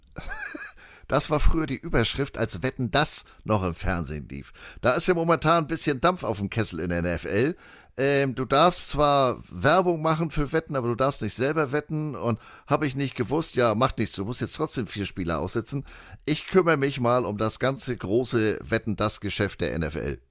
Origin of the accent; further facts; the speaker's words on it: Germany; wir als Deutsche